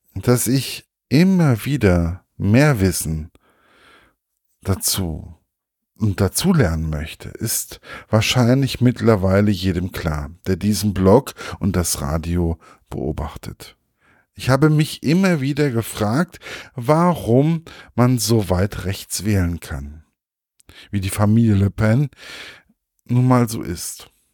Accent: Germany; bei uns in Deutschland

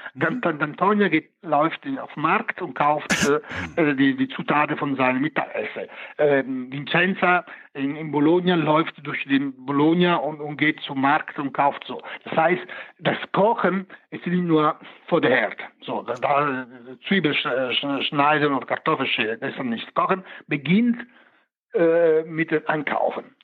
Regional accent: Italy; moved away; als Italiener, ich beherrsche die, die, die, die Sprache

